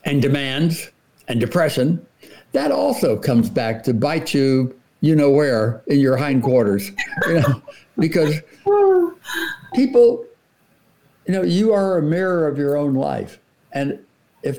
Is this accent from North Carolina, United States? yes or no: no; Coral Gables, Florida, United States; moved away; I grew up in South Florida, Coral Gables, Florida, before air conditioning